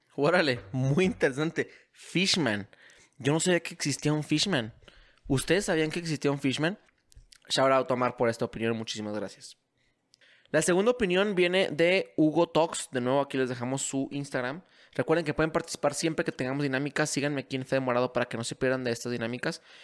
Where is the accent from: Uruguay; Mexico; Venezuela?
Mexico; mi país